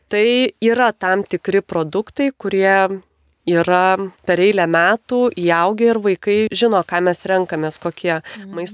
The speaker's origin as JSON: {"language": "Lithuanian", "country": "Lithuania"}